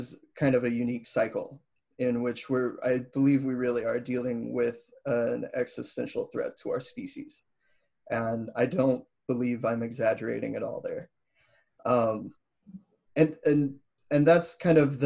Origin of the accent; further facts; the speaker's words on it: Missouri, United States; I grew up in Missouri